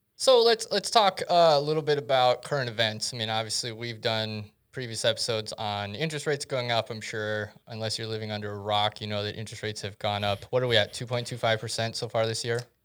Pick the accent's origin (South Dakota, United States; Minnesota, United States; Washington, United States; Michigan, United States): South Dakota, United States; growing up in South Dakota through two thousand seven, two thousand eight